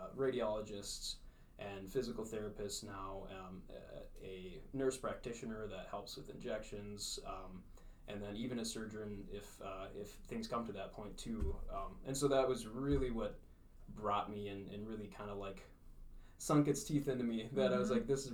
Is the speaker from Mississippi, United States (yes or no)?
no; Fergus Falls, Minnesota, United States; I grew up in Fergus Falls. Graduated from high school here